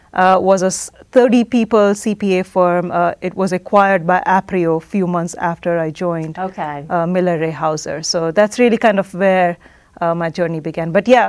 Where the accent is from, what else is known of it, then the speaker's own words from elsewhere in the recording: Oman; now in United States; So growing up in Oman, minority, to begin with, and my entire life in Oman